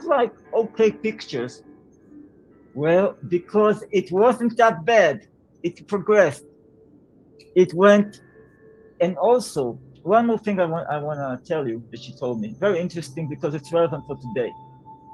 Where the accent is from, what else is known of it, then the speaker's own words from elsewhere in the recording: Israel; moved away as an adult; now in Portugal; I'm a songwriter, Israeli-Hungarian. I grew up in Israel, and now I'm living in Portugal